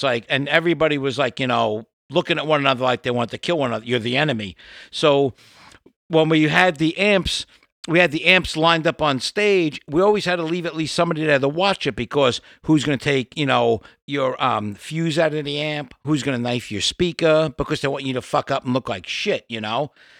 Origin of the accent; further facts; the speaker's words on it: New York City, New York, United States; Where I grew up in Brooklyn, it was tough shit